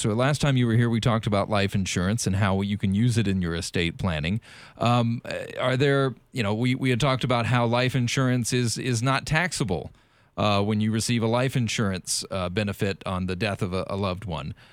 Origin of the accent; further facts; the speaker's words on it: South Carolina, United States; moved away; I'm from South Carolina